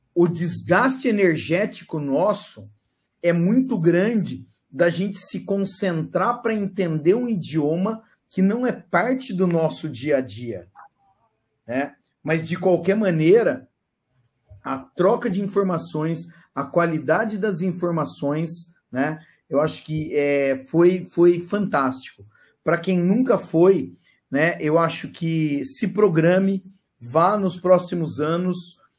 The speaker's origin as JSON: {"language": "Portuguese", "country": "Brazil", "said": "nós somos brasileiro"}